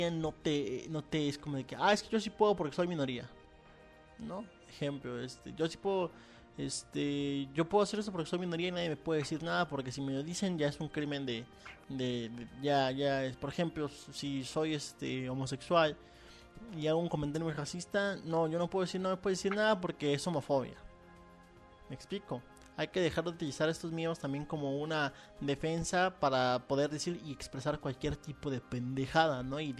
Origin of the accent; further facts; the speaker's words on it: Mexico; now in United States; A mí me tratan mal porque soy mexicano y soy en Estados Unidos y me, me tratan de manera racista y me piden que hable inglés